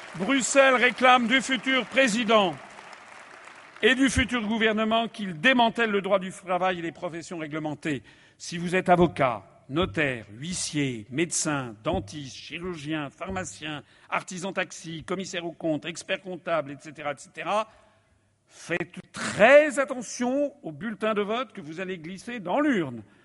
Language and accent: French; France; je suis français